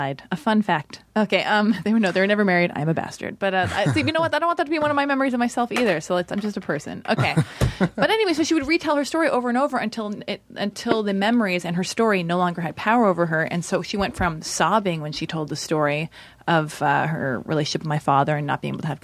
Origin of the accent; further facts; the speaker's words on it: Los Angeles, California, United States; I was born and raised in Los Angeles.